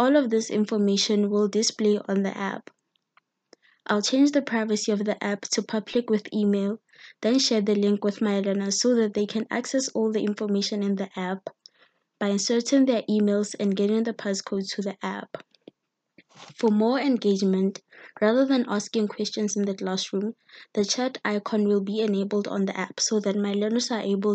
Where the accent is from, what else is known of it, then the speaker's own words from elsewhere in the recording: Mpumalanga, South Africa; I'm from Mpumalanga's Gilbert Fontein